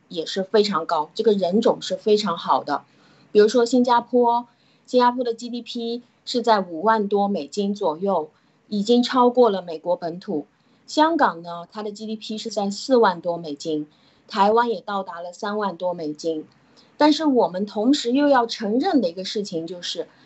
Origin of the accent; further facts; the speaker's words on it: China; 我们中国人